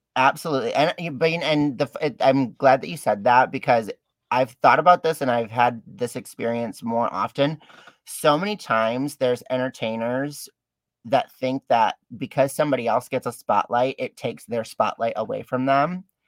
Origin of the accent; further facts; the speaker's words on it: Detroit, Michigan, United States; I'm actually born and raised down in uh, Detroit